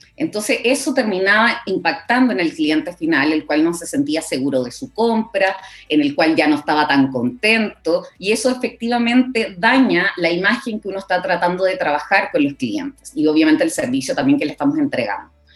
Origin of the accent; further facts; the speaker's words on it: Coquimbo, Chile; moved away as an adult; also born or lived in La Serena; now in Santiago, Chile; yo soy de Coquimbo, entonces estudié allá